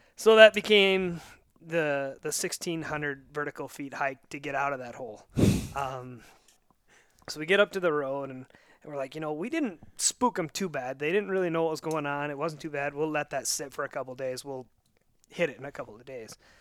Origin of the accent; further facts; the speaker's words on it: Northwest Montana, United States; moved away; I'm originally from out here